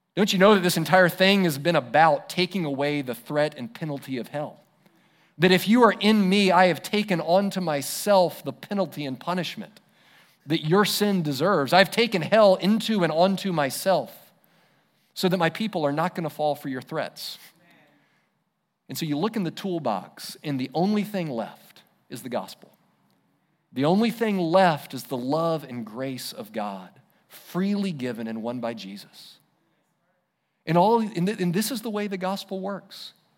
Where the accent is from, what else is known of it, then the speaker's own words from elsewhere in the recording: United States; as an American